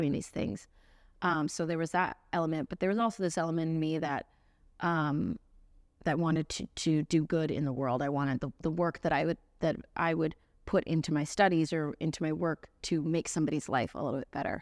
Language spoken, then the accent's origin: English; Central Florida, United States; now in Nashville, United States; I grew up in Florida, playing at beach bars and, and weddings